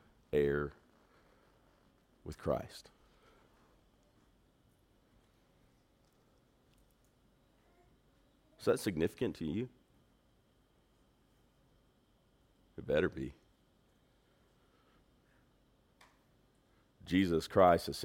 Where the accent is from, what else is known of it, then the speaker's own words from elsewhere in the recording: Texas, United States; I'm from Texas. I'm Texan by birth